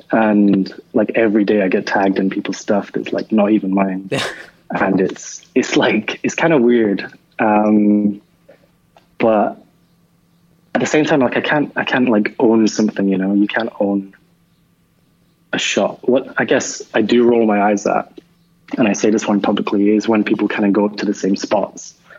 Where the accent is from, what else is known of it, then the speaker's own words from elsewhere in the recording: Edinburgh, Scotland, United Kingdom; moved away as an adult; I grew up in Edinburgh, and I, like I, I, really didn't travel a lot until I was like 25